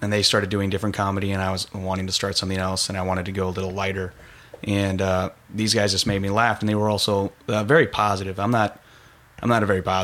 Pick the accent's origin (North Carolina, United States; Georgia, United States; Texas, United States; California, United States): Texas, United States; Richardson; also born or lived in El Paso, Texas; I grew up mainly in Richardson, Texas, but I lived all over all the major cities